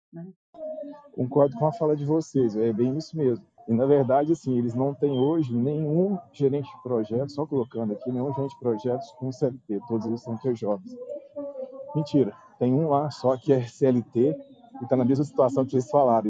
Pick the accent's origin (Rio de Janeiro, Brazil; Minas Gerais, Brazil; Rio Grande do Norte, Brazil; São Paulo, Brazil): Minas Gerais, Brazil; Uberlândia; eu sou de Uberlândia, Minas Gerais